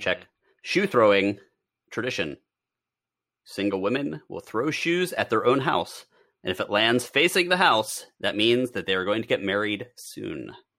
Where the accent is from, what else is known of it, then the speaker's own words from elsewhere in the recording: Pennsylvania, United States; It's, uh, not Amish country, but I'm from Pennsylvania